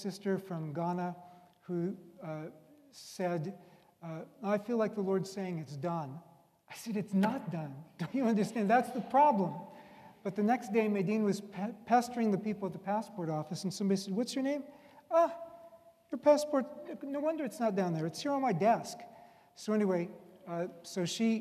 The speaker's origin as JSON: {"language": "English", "country": "United States", "said": "I'm an American"}